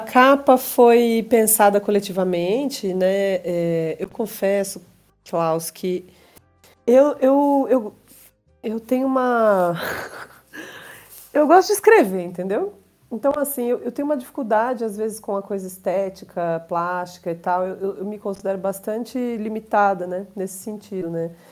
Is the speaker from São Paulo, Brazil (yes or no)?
yes; interior of São Paulo, Brazil; à minha terra, né, ao interior de São Paulo